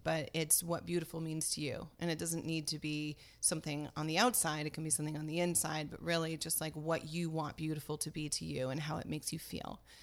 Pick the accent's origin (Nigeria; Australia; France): France; moved away as an adult; also born or lived in Paris suburbs / New York City; now in United States; was born and raised in France. I came to the United States in nineteen ninety-three.